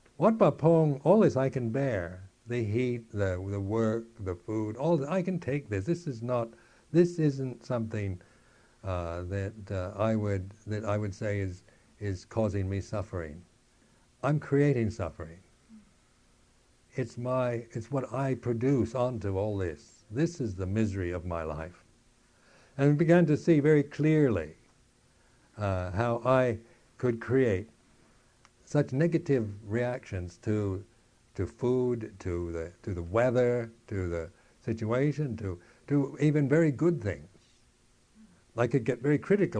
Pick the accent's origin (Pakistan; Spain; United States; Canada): United States; moved away; being American